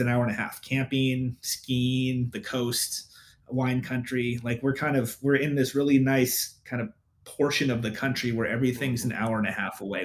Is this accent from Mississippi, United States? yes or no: no; San Francisco Bay Area, Northern California, United States; now in Portland, United States; I grew up in the Bay Area, so I grew up in Northern California.